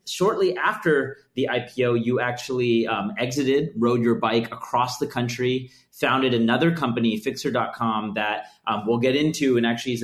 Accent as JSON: {"language": "English", "area": "the Bay Area", "region": "California", "country": "United States", "tie": "born or raised there", "said": "As a kid growing up in the Bay Area"}